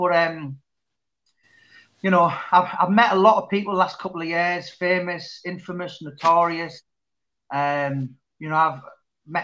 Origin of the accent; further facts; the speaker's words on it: Middlesbrough, North East England, United Kingdom; I grew up in Berwick Hills